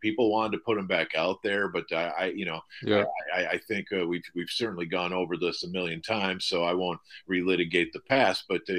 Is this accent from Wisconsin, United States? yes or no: yes; Wisconsin, United States; now in Dallas, United States; I'm from Wisconsin